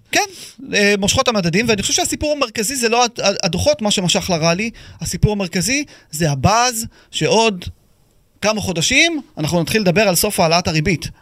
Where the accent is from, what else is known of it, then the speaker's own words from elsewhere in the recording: Israel; אנחנו כישראלים